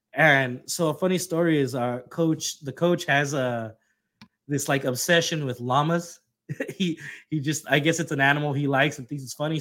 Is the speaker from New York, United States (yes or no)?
no; Texas, United States; being that we're both from Texas